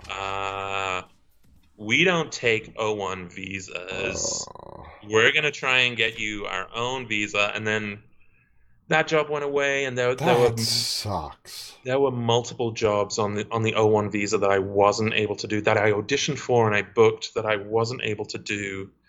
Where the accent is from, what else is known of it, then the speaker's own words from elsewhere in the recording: Stoke-on-Trent, West Midlands, United Kingdom; accent: Stoke-on-Trent; Maybe I'm from Stoke on Trent. Yeah. Uh, so if I talk to my parents over Skype, then